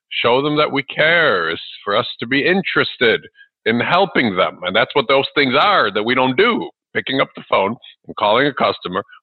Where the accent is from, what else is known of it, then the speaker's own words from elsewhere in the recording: Ukraine; also born or lived in Chicago area, United States; now in Chicago, United States; I wasn't born here in the U.S. where I live now. I live in the Chicago area. I was born in Ukraine, which is the former Soviet Union, and we came here with about twenty dollars U.S.